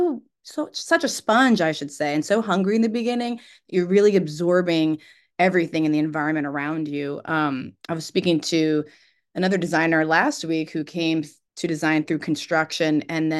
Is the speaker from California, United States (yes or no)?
no; Alexandria, Virginia, United States; I'm from Alexandria